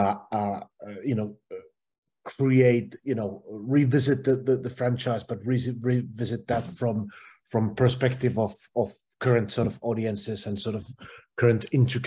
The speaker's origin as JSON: {"language": "English", "country": "Finland", "said": "where I'm from Finland"}